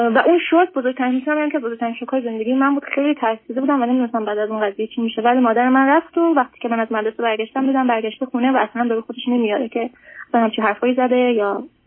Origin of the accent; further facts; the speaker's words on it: Iran; moved away as an adult; now in United States; ما موقعی که ایران بودیم